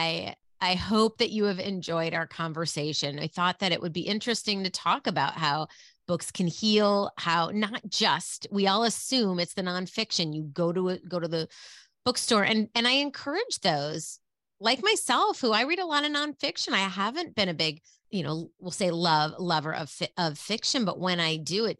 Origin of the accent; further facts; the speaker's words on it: Minneapolis, Minnesota, United States; also born or lived in Leonardo, New Jersey; I talk a lot about Minneapolis, because that's where I grew up